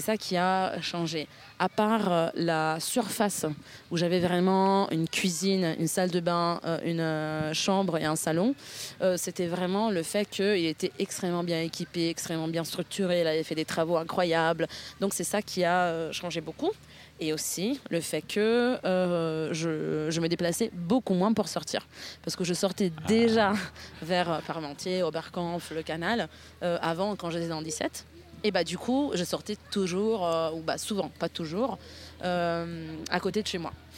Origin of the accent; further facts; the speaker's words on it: near Milan, Lombardy, Italy; French is a second language; moved away as an adult; now in Paris, France; Je suis née à côté de Milan, dans l'Italie du Nord, d'une famille modeste qui ne parlait pas de langue étrangère